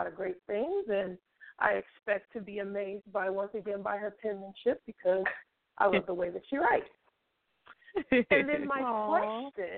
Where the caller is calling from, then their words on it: Concord, California, United States; I'm calling from Concord, California.